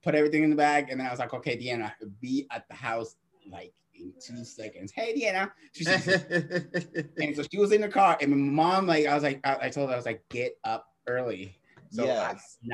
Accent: Boston, Massachusetts, United States; now in San Francisco, United States; I'm originally from Boston

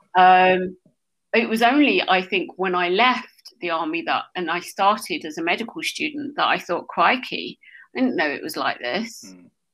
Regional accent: Essex, East of England, United Kingdom; I was born in Essex

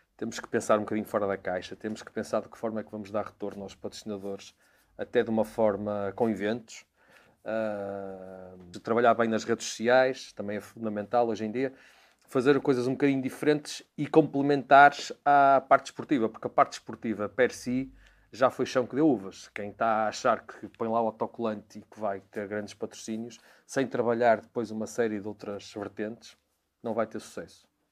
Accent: Porto, Norte, Portugal; eu sou um portuense nascido e criado. Nasci no Porto

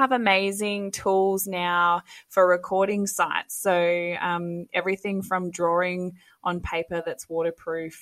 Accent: West Australian coastline, Western Australia, Australia; now in North Queensland, Australia; grew up on the West Australian coastline

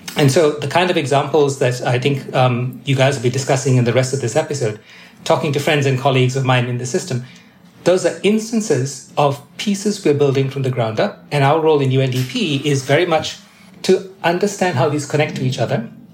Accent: Malaysia; I was born and raised in Malaysia

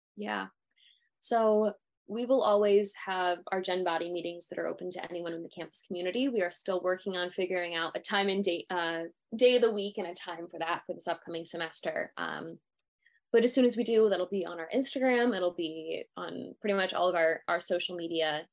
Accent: Pennsylvania, United States; moved away as an adult; I'm originally from Pennsylvania

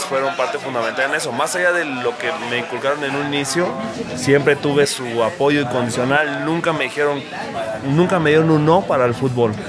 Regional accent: Morelia, Michoacán, Mexico; yo soy de Morelia, nacido en Morelia

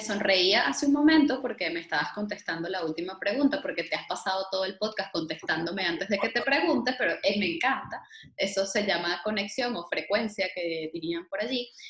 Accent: Venezuela; moved away; Entre venezolanos

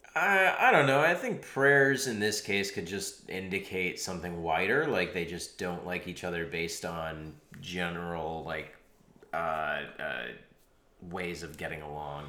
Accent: United States; moved away; I'm American.

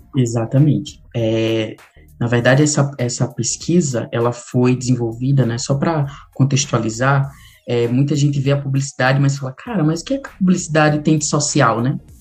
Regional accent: Macau, Rio Grande do Norte, Brazil; also born or lived in Guamaré, Rio Grande do Norte; eu sou do interior do Rio Grande do Norte, de Macau, né, nasci lá, depois fui morar em Guamaré

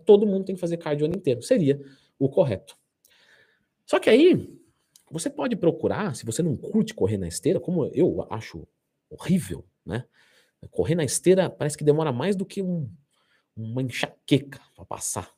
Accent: São Paulo, Brazil; Eu sou de São Paulo

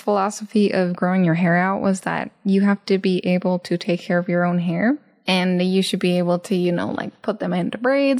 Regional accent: Japan; I grew up in Japan being a hahu, like half Japanese, half American

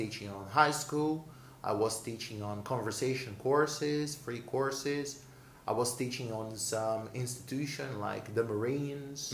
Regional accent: Brazil; English is a second language; I'm born and raised in Brazil

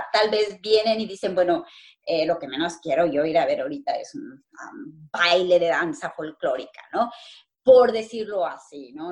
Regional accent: Cirándaro, Guerrero, Mexico; also born or lived in Morelia, Mexico; now in Manchester, United Kingdom; yo soy de la Tierra Caliente y bueno, de ese pueblito bellísimo de Cirándaro, de los Chávez Guerrero

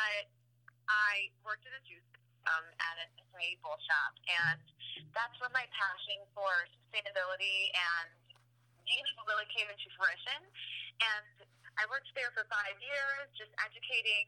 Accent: northwest suburbs of Chicago, Illinois, United States; also born or lived in South Florida; I grew up in Illinois, northwest suburbs of Chicago

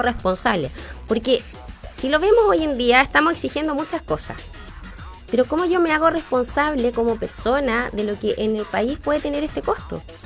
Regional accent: Chile; tenemos como chilenos

